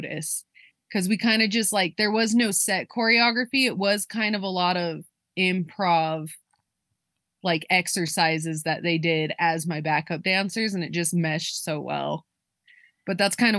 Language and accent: English; Cheyenne, Wyoming, United States; moved away as an adult; also born or lived in Brooklyn; Me and … were born and raised in Cheyenne